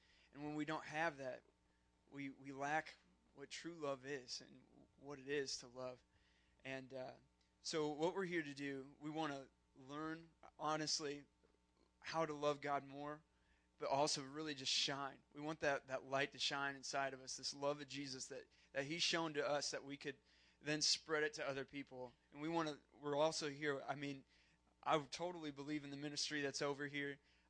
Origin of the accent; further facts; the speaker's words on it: Fort Wayne, Indiana, United States; Even though we're from Fort Wayne, we're still part of the same church that you are.